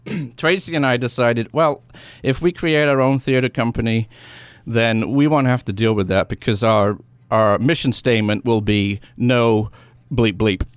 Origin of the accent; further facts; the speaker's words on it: England, United Kingdom; also born or lived in Washington, D.C. area, United States; now in New Hampshire, United States; I grew up in England